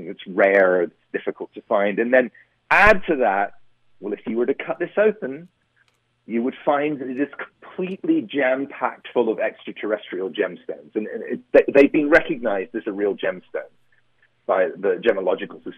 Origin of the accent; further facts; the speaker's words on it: Surrey, south of Croydon, South East England, United Kingdom; moved away as an adult; also born or lived in Boston / New York; now in United States; I grew up in the south, in Surrey, just south of Croydon